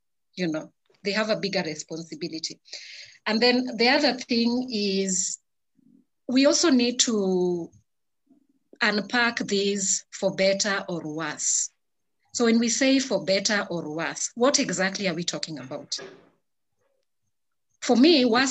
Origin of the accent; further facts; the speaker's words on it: Kenya; as Africans, as a Kenyan woman